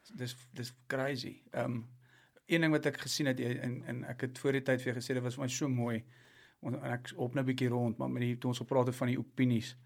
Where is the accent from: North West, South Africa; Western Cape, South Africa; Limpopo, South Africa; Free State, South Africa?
North West, South Africa; Klerksdorp; Ek kom van Klersop af